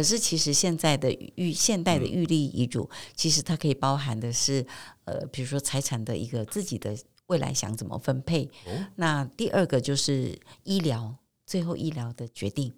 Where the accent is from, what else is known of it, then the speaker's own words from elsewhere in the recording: Taiwan; 在我们台湾社会